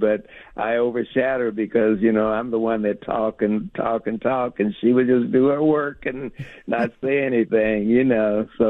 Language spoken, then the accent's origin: English; Arkansas, United States; now in Portland, United States; I'm from Arkansas